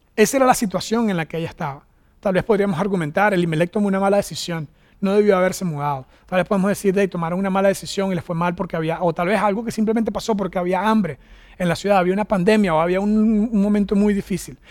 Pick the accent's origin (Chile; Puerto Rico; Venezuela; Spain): Venezuela; moved away as an adult; also born or lived in United States; now in Costa Rica; regresarme a Venezuela